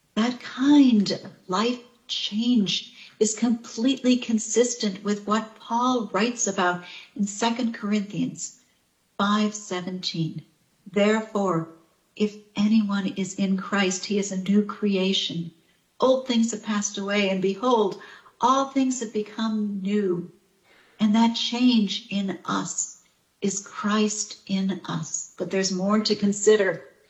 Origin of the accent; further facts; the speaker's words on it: Chicago, Illinois, United States; moved away; my hometown of Chicago